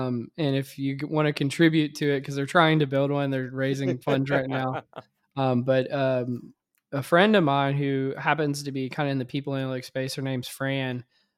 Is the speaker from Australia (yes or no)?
no; Louisiana, United States; because I had not spent amount of time on ice in my life growing up in Louisiana.